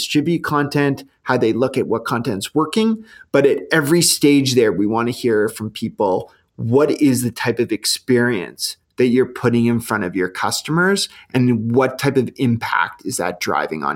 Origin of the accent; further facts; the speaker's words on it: Canada; we're Canadian